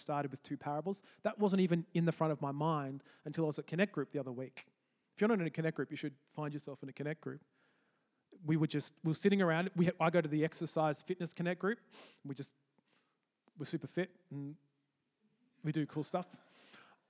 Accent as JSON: {"language": "English", "town": "Canberra", "region": "Australian Capital Territory", "country": "Australia", "moved": "yes", "lives_now": "Edinburgh, United Kingdom", "said": "I'm from Australia, in a city in Australia called Canberra"}